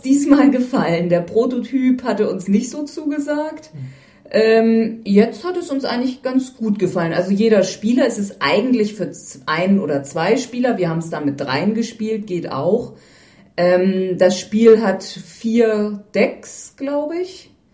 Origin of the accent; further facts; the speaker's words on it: Northern Germany, Germany; als Norddeutscher